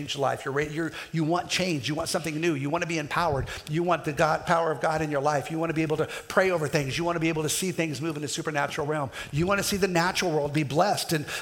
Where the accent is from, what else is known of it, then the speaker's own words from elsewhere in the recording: Kansas, United States; I'm from Kansas